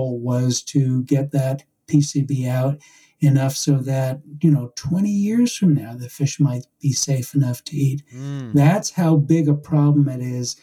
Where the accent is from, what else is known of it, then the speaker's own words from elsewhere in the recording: New York, United States; when I was growing up in New York